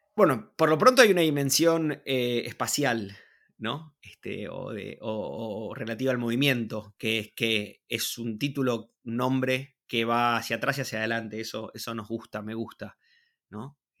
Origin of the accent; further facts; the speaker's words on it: Buenos Aires, Argentina; nacido y criado en Buenos Aires, vivo en Buenos Aires